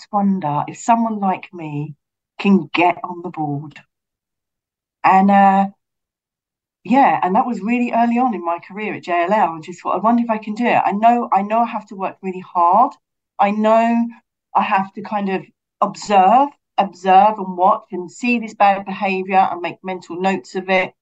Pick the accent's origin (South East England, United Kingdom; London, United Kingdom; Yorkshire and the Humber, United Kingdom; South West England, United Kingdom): London, United Kingdom; I'm from Brixton.